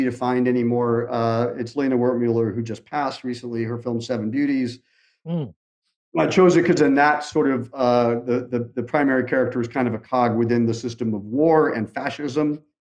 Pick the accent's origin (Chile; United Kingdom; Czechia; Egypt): United Kingdom; England; I'm from England